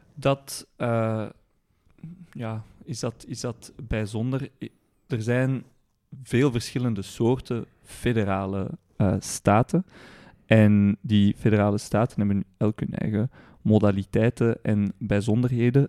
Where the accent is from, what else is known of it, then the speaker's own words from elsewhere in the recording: Etterbeek, Brussels-Capital Region, Belgium; ik ben geboren en getogen in, eh, in het mooie, eh, mondaine Etterbeek